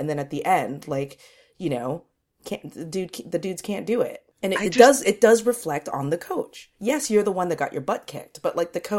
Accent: United States; now in London, United Kingdom; Americans, sometimes we all do it.

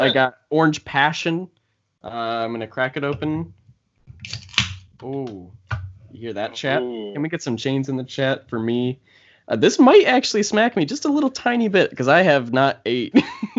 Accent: East Michigan, United States; growing up in East Michigan

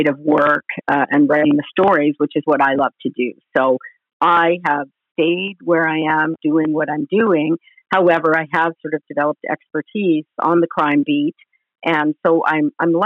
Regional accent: Vancouver Island, British Columbia, Canada; also born or lived in London, Ontario; I grew up on Vancouver Island here in BC

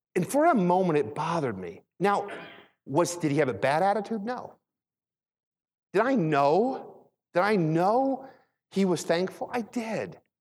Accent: Philadelphia, Pennsylvania, United States; also born or lived in Michigan; When I was really young, we moved to Philadelphia. We moved from Michigan to Philadelphia.

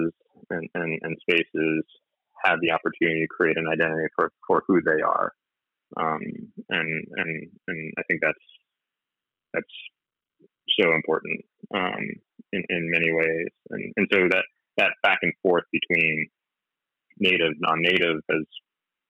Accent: New Jersey, United States; Growing up in New Jersey, I had cousins who weren't like blood cousins

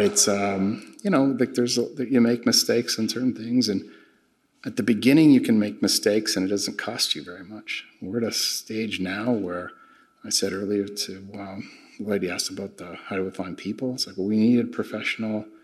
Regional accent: Canada; moved away; I'm originally from Canada

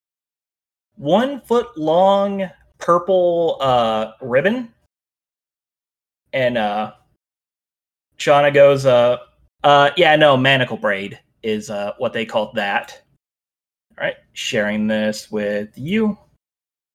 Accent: United States; I'm very American

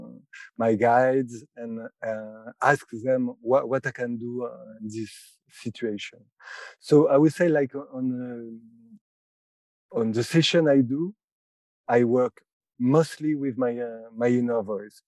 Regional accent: France; I'm from France, and I'm a clairvoyant professionally for 10 years.

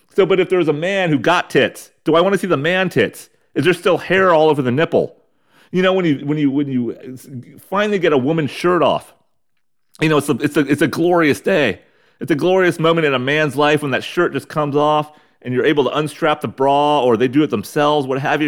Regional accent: United States; we're American douchebags

